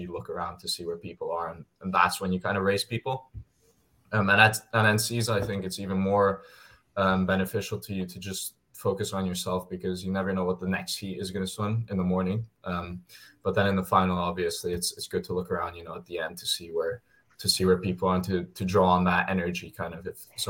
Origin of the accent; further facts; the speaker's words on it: Hungary; moved away as an adult; now in United States; I came from Hungary.